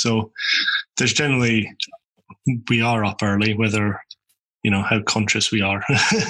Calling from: Orkney, Scotland, United Kingdom; I'm in Orkney in Scotland.

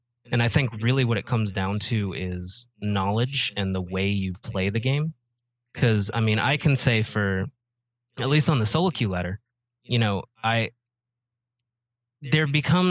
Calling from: Atlanta, Georgia, United States; Okay. I'm from Atlanta, Georgia.

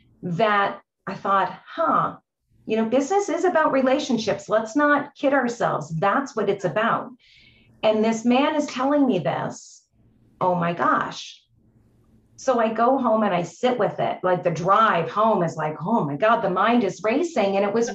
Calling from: Canada; I'm joining you from Canada, so another province

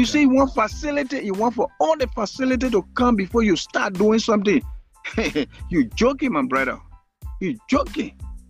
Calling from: Minnesota, United States; I'm calling you from Minnesota.

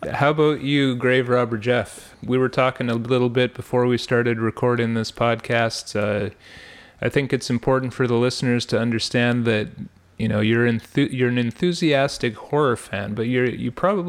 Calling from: Ottawa, Ontario, Canada; I am …, broadcasting from Ottawa, Ontario

